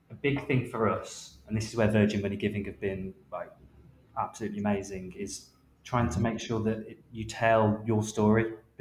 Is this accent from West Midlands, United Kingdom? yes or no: yes; Wolverhampton, West Midlands, United Kingdom; now in London, United Kingdom; we're based in London. I know London. I'm from Wolverhampton.